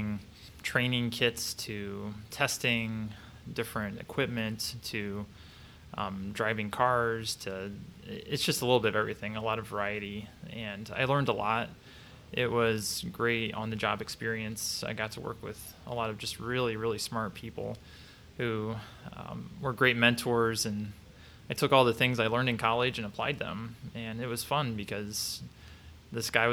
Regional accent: Mansfield, Ohio, United States; also born or lived in Ontario, Ohio; now in Columbus, United States; I grew up in just outside of Mansfield, Ohio

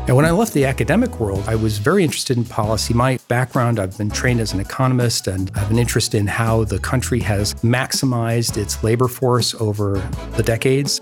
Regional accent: Toledo, Ohio, United States; also born or lived in Washington, D.C.; now in Columbus, United States; I'm originally from Toledo also.

